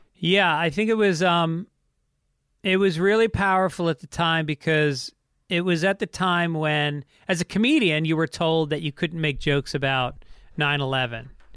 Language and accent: English; New York, United States; I grew up in New York and my dad was a radio guy